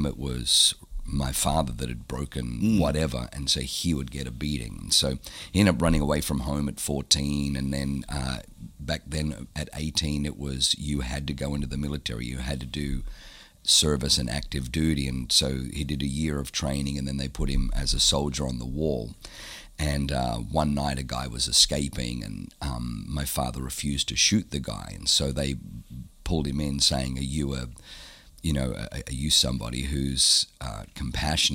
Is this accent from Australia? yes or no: yes; Australia; also born or lived in Southern Germany; I was born in Germany, but I was growing up in Australia